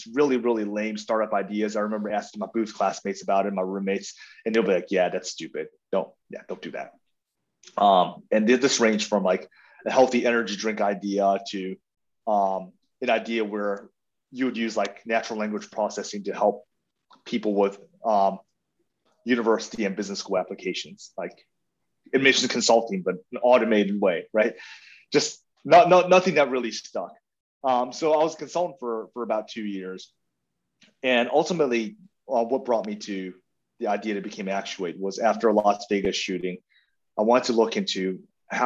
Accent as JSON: {"language": "English", "country": "South Africa", "tie": "born or raised there", "also_born_or_lived": "Taiwan", "moved": "yes", "said": "But I was born in Taiwan and grew up in South Africa."}